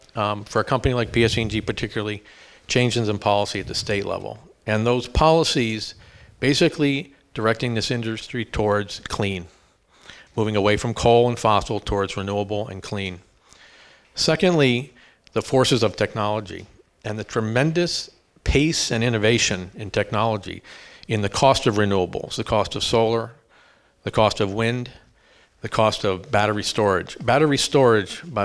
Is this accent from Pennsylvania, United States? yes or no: yes; Easton, Pennsylvania, United States; moved away as an adult; also born or lived in Bronx, New York; I grew up in Easton, PA, which is just up the river, about an hour